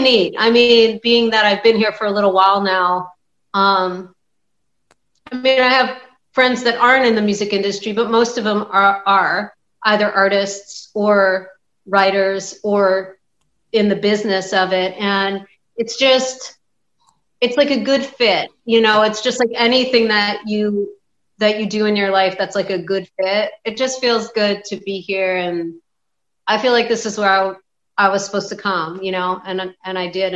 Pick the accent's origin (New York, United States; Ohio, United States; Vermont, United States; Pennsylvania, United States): Pennsylvania, United States; Philadelphia; moved away as an adult; also born or lived in Montgomery County, Pennsylvania / California; I'm from Philadelphia, Pennsylvania